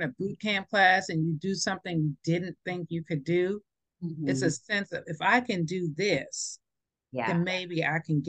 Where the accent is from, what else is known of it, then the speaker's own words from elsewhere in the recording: New York, United States; moved away; I grew up in New York in the 80s, and we did have crack come through there